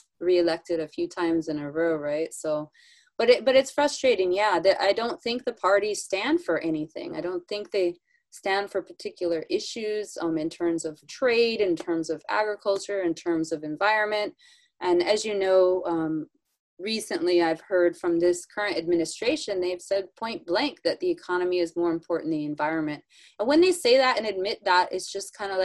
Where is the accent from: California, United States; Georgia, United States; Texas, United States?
California, United States; Northern; I'm from the Northern California, you know, kind of a hippie place